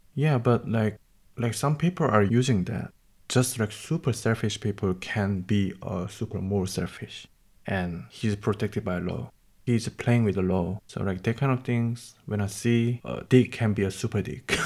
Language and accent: English; South Korea; now in Germany; from South Korea.